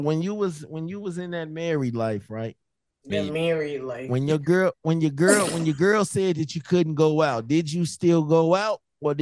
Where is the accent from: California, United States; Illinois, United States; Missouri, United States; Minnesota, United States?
Illinois, United States; Chicago; I'm from Chicago.